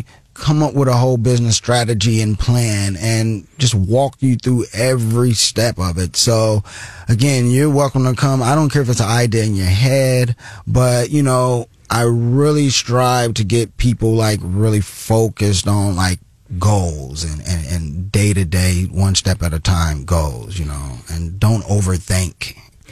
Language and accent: English; Columbia, Missouri, United States; Born and raised in Columbia, Missouri. Love the hometown